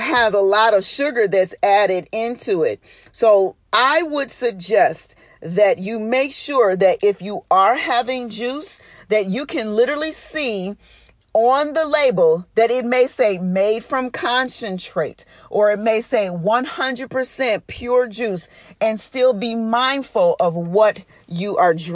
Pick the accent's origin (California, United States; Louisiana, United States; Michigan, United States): Michigan, United States; Detroit; I'm from Detroit and I grew up saying pop